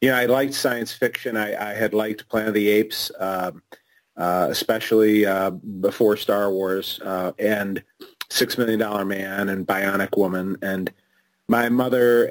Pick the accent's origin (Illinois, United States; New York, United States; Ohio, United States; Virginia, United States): Illinois, United States; Chicago; I was born and raised in Chicago